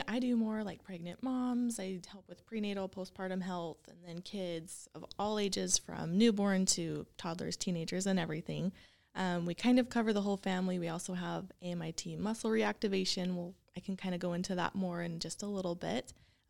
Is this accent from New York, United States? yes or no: no; Clinton, Utah, United States; also born or lived in Dallas; Yes, I'm actually just from Clinton. So super close. I lived there my whole life. You know, went to Syracuse High and then attended Weber State for my undergrad.